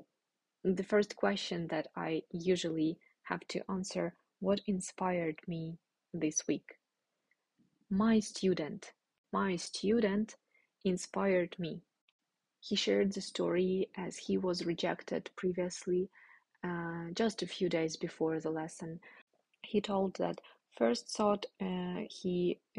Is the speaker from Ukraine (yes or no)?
yes; Ukraine; moved away as an adult; I will come back to Ukraine. I will spend maybe a month in total in Ukraine, visiting my family and friends